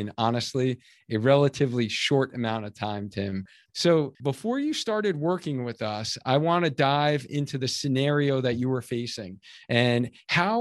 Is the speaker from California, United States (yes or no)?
no; Cheshire, Connecticut, United States; we are the training partner for the Cheshire Half Marathon. So I'm super excited about that, right in my hometown